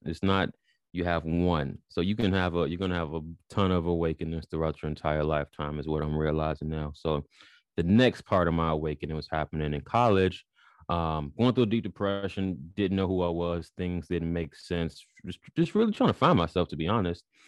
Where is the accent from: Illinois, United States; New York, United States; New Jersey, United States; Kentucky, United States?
Illinois, United States; Chicago; moved away as an adult; now in United Kingdom; born and raised in Chicago